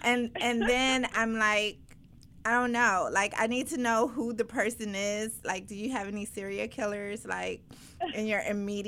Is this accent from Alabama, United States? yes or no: no; Paterson, New Jersey, United States; also born or lived in Brooklyn, New York; I was born in Patterson